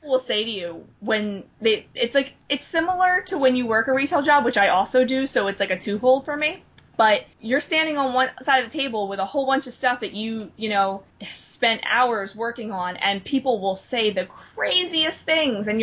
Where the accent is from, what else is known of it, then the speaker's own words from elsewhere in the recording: New Jersey, United States; now in Philadelphia, United States; I'm from Philadelphia, and, well, I'm originally from New Jersey, but I live in Philadelphia